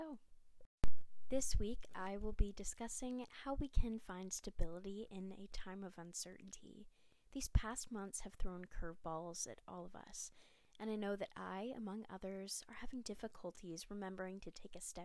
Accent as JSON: {"language": "English", "town": "Charlotte", "region": "North Carolina", "country": "United States", "said": "I'm from Charlotte, North Carolina"}